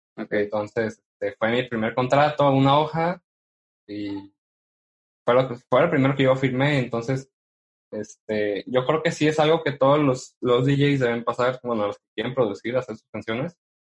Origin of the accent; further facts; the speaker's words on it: Mexico; siendo mexicano y radicando en una, en una ciudad donde no hay mucho apoyo